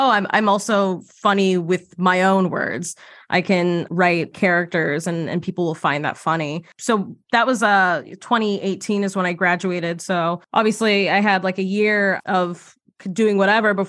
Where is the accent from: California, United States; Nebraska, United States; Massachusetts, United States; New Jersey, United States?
Massachusetts, United States; right outside of Boston; moved away as an adult; also born or lived in New York; I grew up right outside of Boston